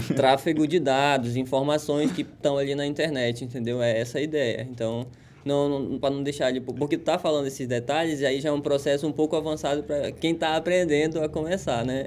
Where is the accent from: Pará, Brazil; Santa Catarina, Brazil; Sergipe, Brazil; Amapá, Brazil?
Pará, Brazil; moved away; nós que somos paraenses